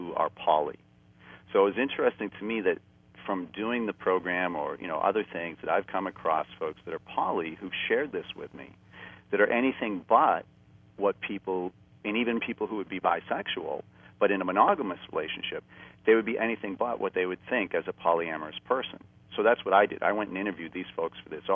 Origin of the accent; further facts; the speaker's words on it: Boston, Massachusetts, United States; moved away; I'm from a traditional Boston, you know, American Boston Irish upbringing